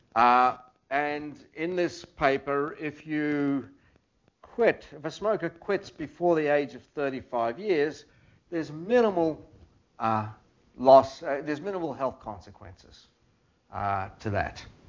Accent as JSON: {"language": "English", "country": "Australia", "moved": "as an adult", "lives_now": "United States", "said": "I was from Australia"}